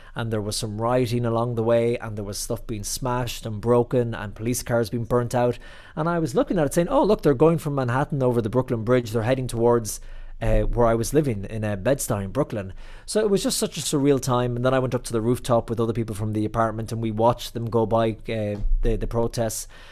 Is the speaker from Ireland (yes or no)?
yes; County Clare, Munster, Ireland; moved away as an adult; also born or lived in New York City, United States; now in Rome, Italy; I'm from the Banner County, County Clare